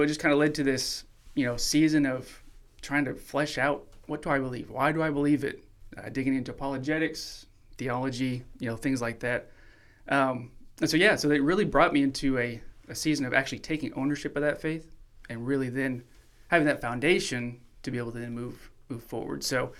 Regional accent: Chiapas, Mexico; so for those that don't know, I did grow up as a missionary kid. So I grew up in Mexico, Chiapas, Mexico.

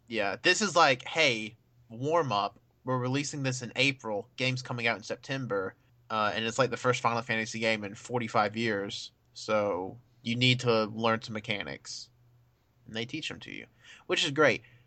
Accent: United States; I'm an American

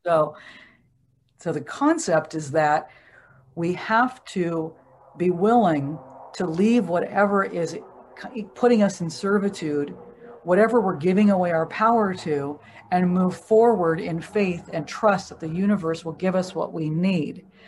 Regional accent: Oregon, United States; I grew up in Oregon

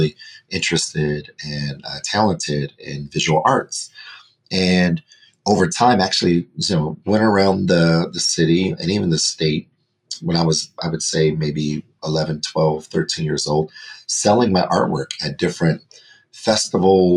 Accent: Denver, Colorado, United States; I was born and raised in Denver, Colorado

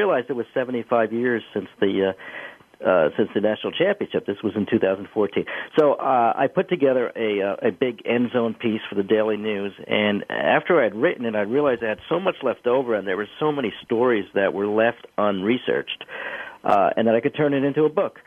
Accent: Garfield, New Jersey, United States; I learned the story at my father's knee, as anyone did growing up in Garfield, New Jersey

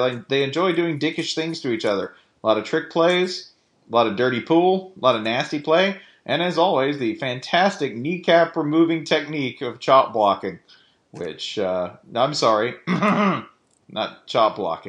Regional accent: North Carolina, United States; When I grew up in North Carolina, we didn't have any dinosaurs.

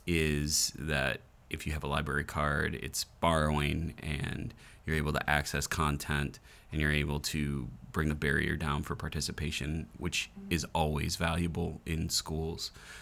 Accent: Michigan, United States; I'm from Michigan, so my T's and D's are, there's no distinction.

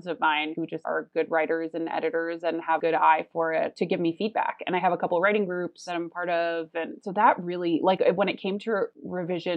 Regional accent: Chicago, Illinois, United States; moved away as an adult; now in Los Angeles, United States; I was in Chicago in my hometown with my family for most of that winter

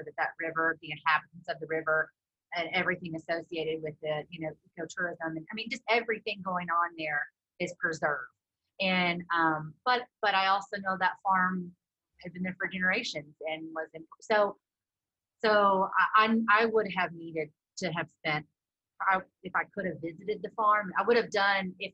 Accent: Prairie Grove, Arkansas, United States; now in Johnson, United States; I'm also from Prairie Grove, Arkansas, and it's a very agricultural town.

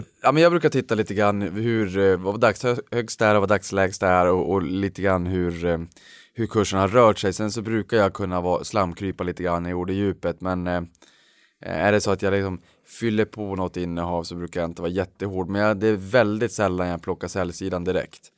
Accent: Norrland, Sweden; jag är norrlänning

